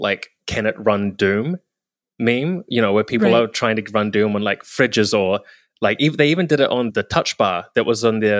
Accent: New Zealand; like I was from New Zealand, but like I happened to be in San Francisco and Seattle and Vancouver at that time.

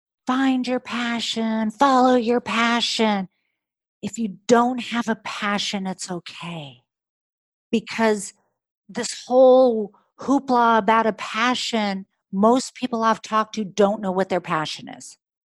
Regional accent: California, United States; I'm in Northern California. I'm from Orange County.

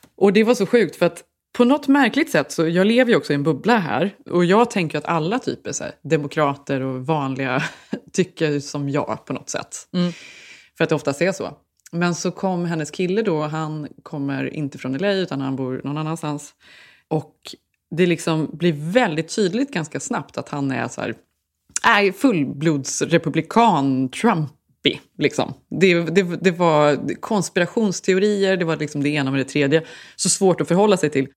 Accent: Borås, Västra Götaland, Sweden; moved away as an adult; now in Stockholm, Sweden; jag var från Borås. Vi hade flyttat till Stockholm

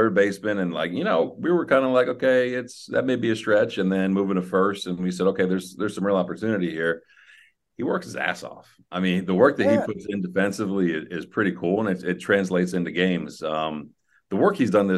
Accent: New Jersey, United States; I grew up in New Jersey.

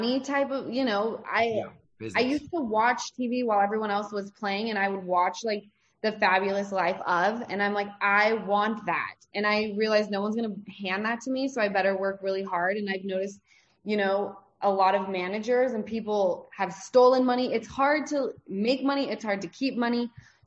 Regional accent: Salt Lake City, Utah, United States; now in Los Angeles, United States; I'm born and raised in Salt Lake City, Utah

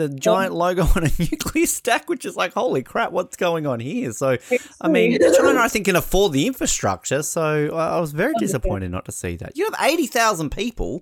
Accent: Hobart, Tasmania, Australia; growing up in Hobart, we're lucky enough to have a big mountain over the top of us

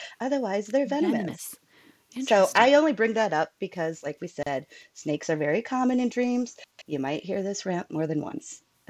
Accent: Iowa, United States; That's Iowa, my home state and Mindy's home state and my current living state as well.

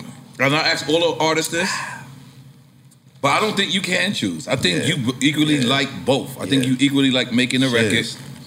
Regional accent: Australia; I'm Australian too. Yeah. And Irish. I'm exactly what you are.

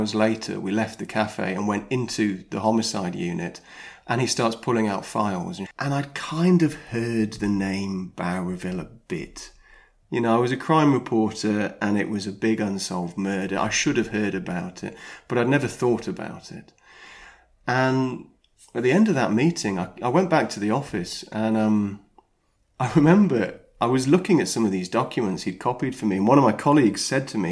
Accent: United Kingdom; also born or lived in Sydney, Australia; I was born over there, grew up in the UK

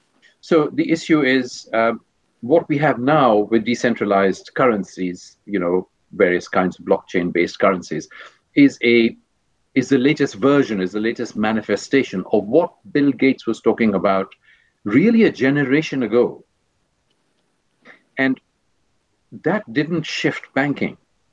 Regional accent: India; moved away; also born or lived in Switzerland; being Indian, I take a long view of history.

